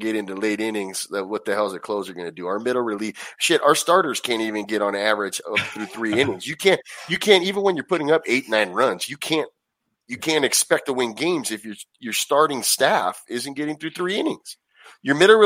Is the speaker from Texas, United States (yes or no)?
no; Anaheim, California, United States; I grew up going there, and it's you know, I'm from Anaheim originally, so that was right down the street